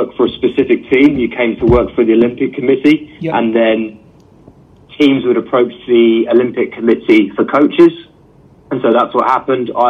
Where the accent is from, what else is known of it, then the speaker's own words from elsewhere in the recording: England, United Kingdom; moved away as an adult; also born or lived in Edinburgh / London / Scotland; now in China; So if you can't tell from my accent, I'm from England